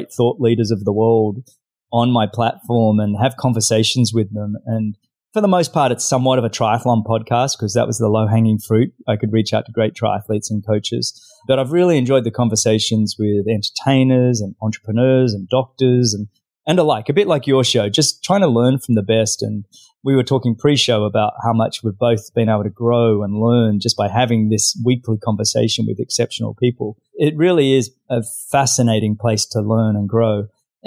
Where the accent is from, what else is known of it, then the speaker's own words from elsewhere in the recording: Australia; accent: Australian; moved away as an adult; now in South Florida, United States; I'm originally Australian, as you can probably tell by my accent. Now living in South Florida